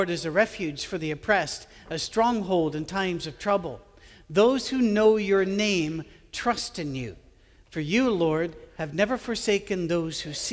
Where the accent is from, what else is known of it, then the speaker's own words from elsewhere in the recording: Scotland, United Kingdom; I'm a Scottish guy with an Irish first name